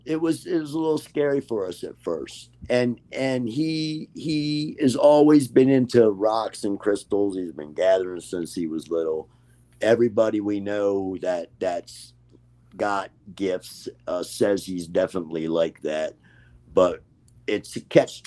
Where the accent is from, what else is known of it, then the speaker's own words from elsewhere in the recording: Baltimore, Maryland, United States; also born or lived in Catonsville, Maryland; I'm from Maryland. I was born in Baltimore